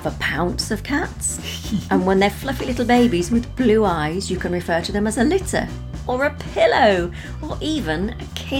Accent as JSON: {"language": "English", "region": "England", "country": "United Kingdom", "tie": "born or raised there", "also_born_or_lived": "Germany", "lives_now": "Portugal", "said": "And I grew up in many places in England, and now I live in Portugal."}